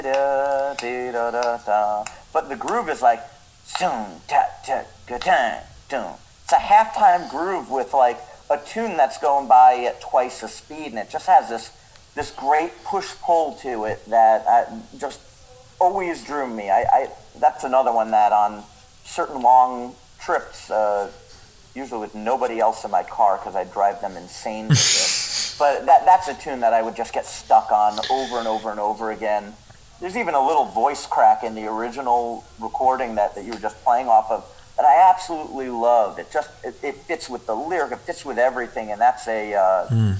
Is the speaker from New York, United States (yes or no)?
yes; Long Island, New York, United States; where I grew up on Long Island